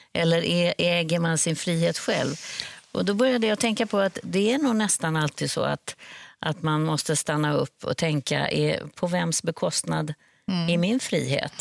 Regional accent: Sweden; som svensk

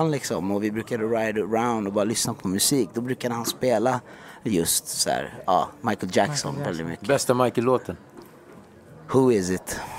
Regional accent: Iran; jag är också iranier. Jag är också 12 år.

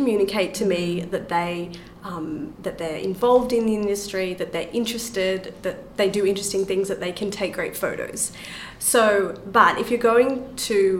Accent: Australia; I'm from Australia

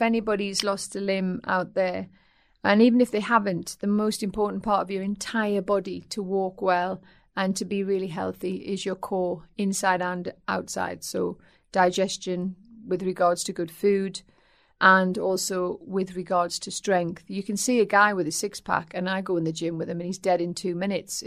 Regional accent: North East England, United Kingdom; accent: Geordie; also born or lived in Aldershot; My dad was in the army, and um, so he was moved up north when I was two

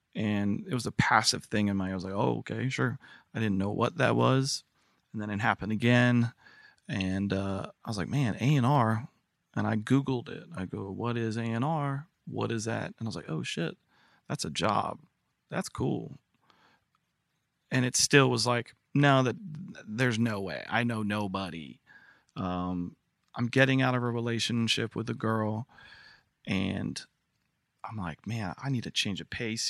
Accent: Newport News, Virginia, United States; moved away; Newport News, Virginia

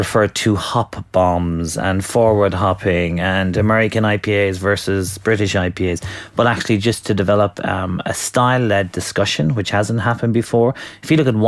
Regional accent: Ireland; now in United Kingdom; as an Irish person

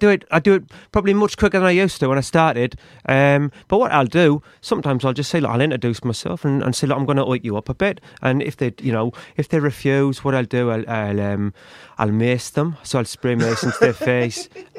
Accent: Carlisle, North West England, United Kingdom; accent: Cockney; now in London, United Kingdom; I'm actually from Carlisle, originally. But you probably notice I've got quite a Cockney accent now because I've been, like, working around Bethnal Green and different parts of the East End, like...

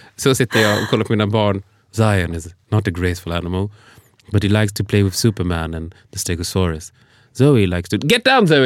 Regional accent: Sweden; född och uppvuxen i Sverige

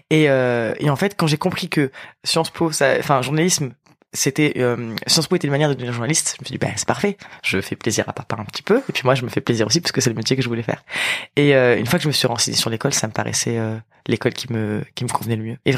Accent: Apt, Provence-Alpes-Côte d'Azur, France; j'ai grandi à Apt, donc c'est une ville qui a à peu près une heure et demie en voiture de d'Avignon. donc c'est en périphérie, c'est une petite ville de 10 000 habitants

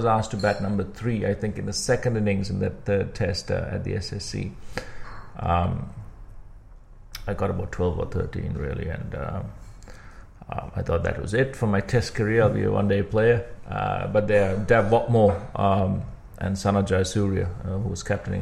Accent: Kandy, Central Province, Sri Lanka; also born or lived in Matale; I grew up in Kandy all my life, went to Trinity College in Kandy

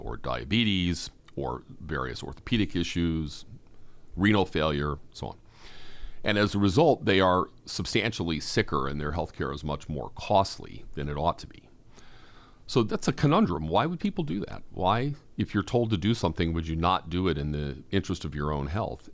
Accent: Boston, Massachusetts, United States; I'm a Bostonian

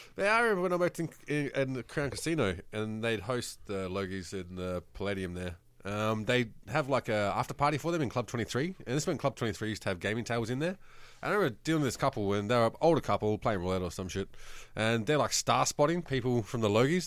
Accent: New South Wales, Australia; I grew up in New South Wales

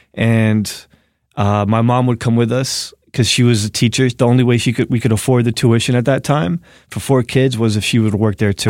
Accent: Newark, New Jersey, United States; moved away as an adult; now in New York City, United States; I'm from New Jersey, from Newark

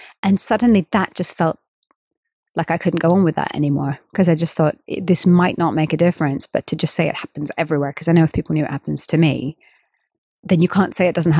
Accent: India; of course, I'm an Indian female musician

